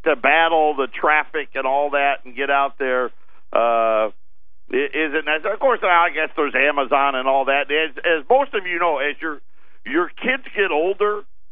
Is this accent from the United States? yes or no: yes; Syracuse, New York, United States; now in Arizona, United States; I grew up in Syracuse, New York. For those of you that didn't know, that's my hometown